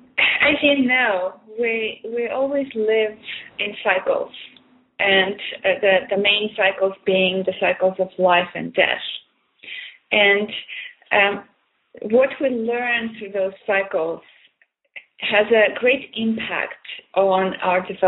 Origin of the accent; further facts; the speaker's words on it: Armenia; moved away as an adult; now in Canada; I was born in Armenia, which is used to be part of USSR. And when I moved to Canada in 1976, I experienced the culture shock